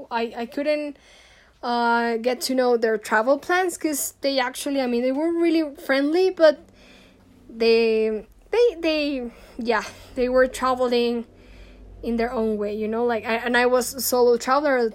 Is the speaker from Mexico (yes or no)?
yes; Mexico; also born or lived in Ireland; I'm Mexican, I'm from Latin America